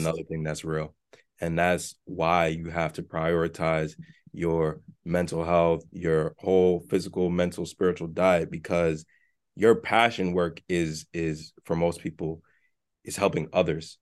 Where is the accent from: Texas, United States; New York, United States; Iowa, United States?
New York, United States; New York City; I'm from the South Bronx